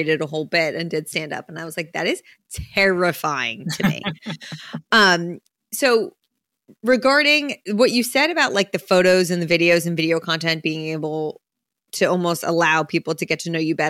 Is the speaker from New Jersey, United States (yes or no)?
yes; New Jersey, United States; I'm from Jersey